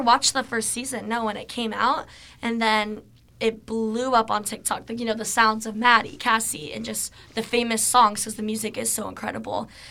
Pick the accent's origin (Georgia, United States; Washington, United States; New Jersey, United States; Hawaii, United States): Washington, United States; Seattle; I'm from Seattle